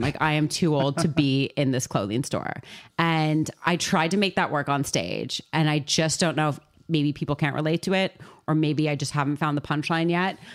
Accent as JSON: {"language": "English", "country": "Canada", "moved": "yes", "lives_now": "London, United Kingdom", "said": "I am a Canadian"}